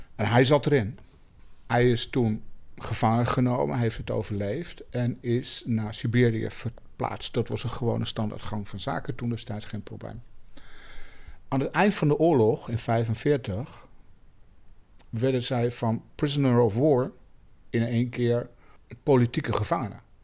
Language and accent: Dutch; Germany; moved away as an adult; now in Netherlands; Ik ben in Duitsland opgegroeid. Ik heb er heel lang gewoond, ook eh, als, eh, als eh, jonge man.